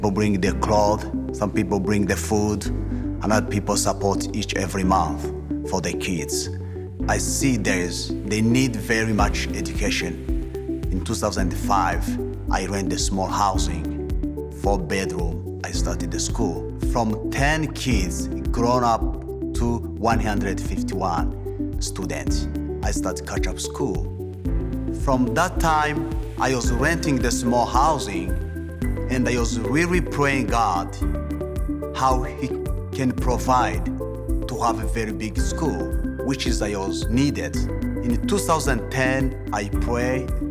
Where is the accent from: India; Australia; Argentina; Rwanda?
Rwanda; Kigali; English is a second language; moved away as an adult; now in United States; I grew up in Rwanda, Rwanda city, Kigali, district Kicukiro